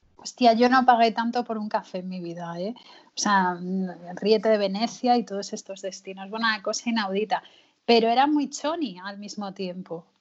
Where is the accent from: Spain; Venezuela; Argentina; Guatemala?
Spain; Galicia; now in Madrid, Spain; somos gallegos